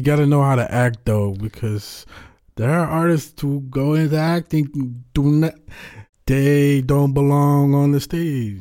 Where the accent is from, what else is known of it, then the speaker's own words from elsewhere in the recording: Netherlands; I'm from the Netherlands